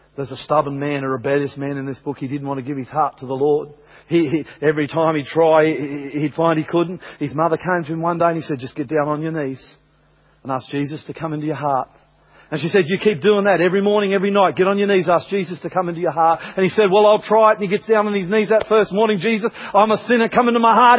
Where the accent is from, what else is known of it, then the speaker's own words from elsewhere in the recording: Australia; I'm from Australia